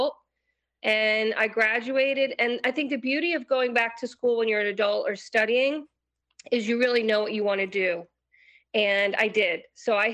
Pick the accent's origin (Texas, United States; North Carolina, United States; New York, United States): New York, United States; Marlboro; I grew up in Marlboro, New York.